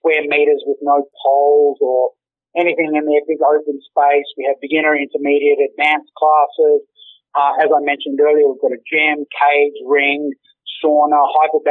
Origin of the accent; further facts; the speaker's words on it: Australia; We are all Australian.